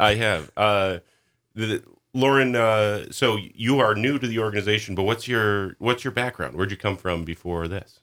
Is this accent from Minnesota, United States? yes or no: yes; Minnesota, United States; moved away as an adult; also born or lived in Montana / Texas; now in Sandpoint, United States; I grew up in Minnesota.